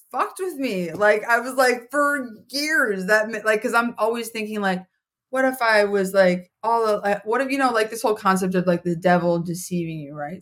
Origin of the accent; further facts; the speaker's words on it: Minnesota, United States; moved away as an adult; also born or lived in Colorado; now in Philadelphia, United States; I didn't grow up there. I grew up in Minnesota